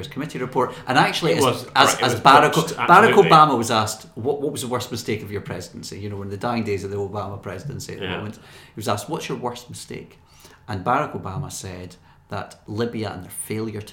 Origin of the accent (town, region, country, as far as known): Scotland, United Kingdom